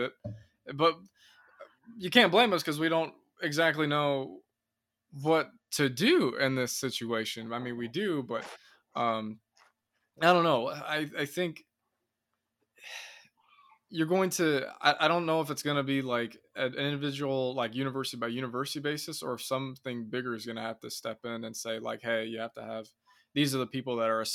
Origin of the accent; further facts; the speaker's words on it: Indiana, United States; right now in my hometown in Indiana